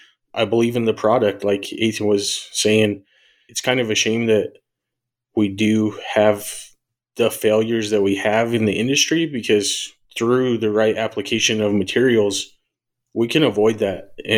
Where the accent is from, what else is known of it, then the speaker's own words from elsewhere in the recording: Colorado, United States; I'm from Colorado originally